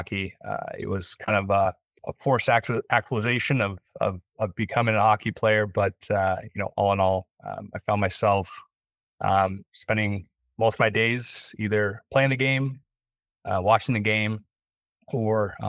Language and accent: English; Los Angeles, California, United States; also born or lived in Waukegan, Illinois; I was born in Chicago, Waukegan, Illinois. My dad was in the Navy there for a short period, then ended up moving back to California, where grew up. I was raised by my grandparents there